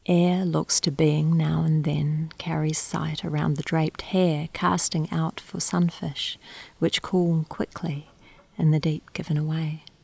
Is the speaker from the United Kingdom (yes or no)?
no; New Zealand; also born or lived in Australia / Singapore; now in Canberra, Australia; I'm from Aotearoa, New Zealand, also from Australia, and recently I've arrived here from Singapore.